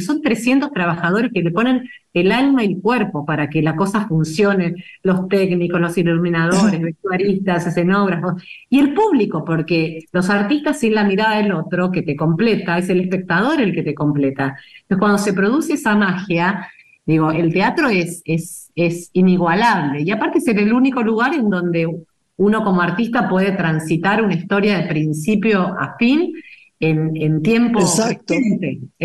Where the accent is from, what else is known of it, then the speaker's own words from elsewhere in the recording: Argentina; el tango nos define como, como sociedad, como, como argentinos